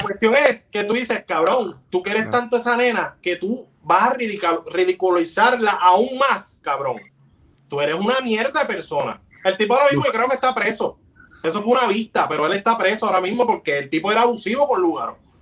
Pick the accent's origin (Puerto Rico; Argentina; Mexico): Puerto Rico; Bayamón; Yo soy de Bayamón